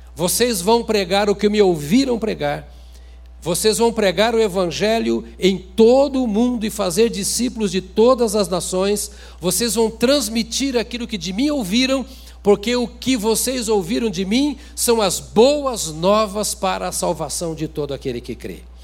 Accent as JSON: {"language": "Portuguese", "country": "Brazil", "said": "eu sou bem brasileiro."}